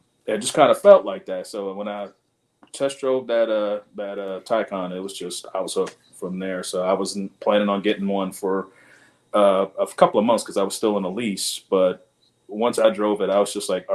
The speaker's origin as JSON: {"language": "English", "region": "New York", "country": "United States", "moved": "as an adult", "lives_now": "Huntsville, United States", "said": "I'm originally from New York"}